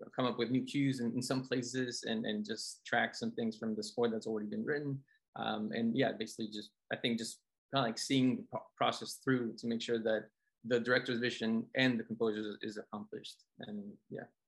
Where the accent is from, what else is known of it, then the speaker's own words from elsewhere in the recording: Colombia; moved away; growing up in Colombia